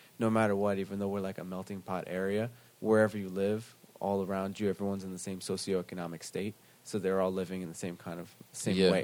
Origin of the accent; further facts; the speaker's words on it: United States; also born or lived in Pennsylvania / Brooklyn, New York; I grew up in like, suburban, like, Pennsylvania and in Brooklyn, New York